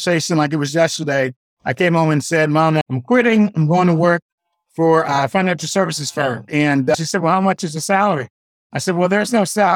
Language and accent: English; Washington, District of Columbia, United States; I was born at 61, very turbulent time in D.C., a few years before the race riots started.